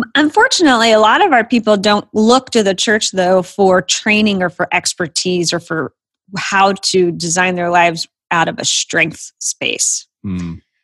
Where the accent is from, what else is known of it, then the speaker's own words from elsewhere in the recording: Florida, United States; moved away as an adult; also born or lived in Virginia / New Jersey / Southern California; now in Atlanta, United States; I grew up in Florida.